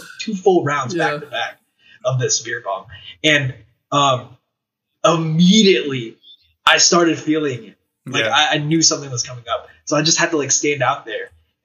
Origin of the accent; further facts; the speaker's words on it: Philadelphia, Pennsylvania, United States; I was born in Philly.